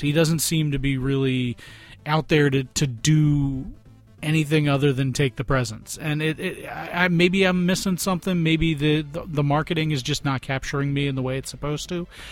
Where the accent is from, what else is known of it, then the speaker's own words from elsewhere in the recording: Philadelphia, Pennsylvania, United States; I'm from Philadelphia